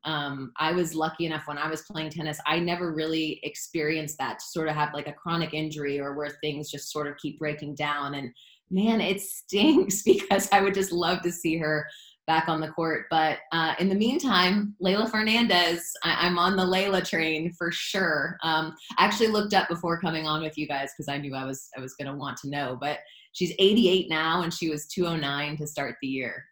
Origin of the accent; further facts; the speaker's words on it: South Florida, United States; Growing up in South Florida